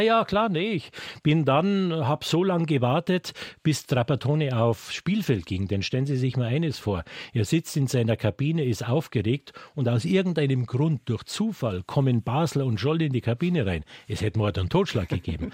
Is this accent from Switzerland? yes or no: no; Munich, Bavaria, Germany; Ich bin gebürtiger Münchner, ich kenne diese Stadt.